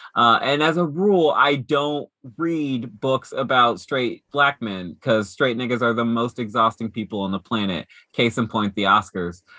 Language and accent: English; Dayton, Ohio, United States; moved away; in my hometown, Dayton, Ohio, when I was growing up